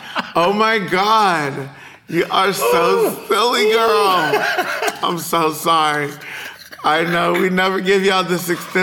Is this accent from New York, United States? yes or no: no; Texas, United States